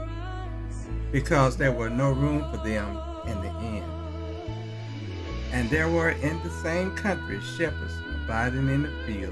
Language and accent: English; the South, United States; I was born in the South